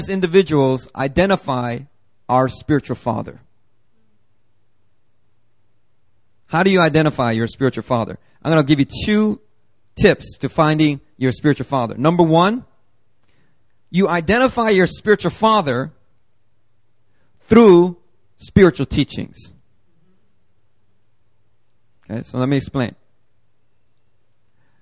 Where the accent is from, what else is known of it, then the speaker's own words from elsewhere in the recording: Philadelphia, Pennsylvania, United States; moved away; back in Philadelphia when I grew up in Philly